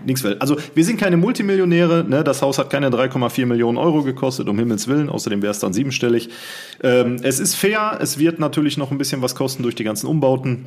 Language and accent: German; Siegen, North Rhine-Westphalia, Germany; moved away; Ich bin mitten im Ghetto groß geworden.